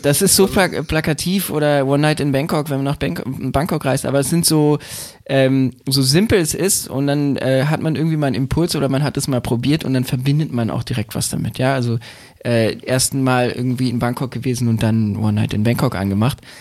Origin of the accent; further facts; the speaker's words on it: Berlin, Germany; Ich bin in Berlin groß geworden, ich bin dort geboren.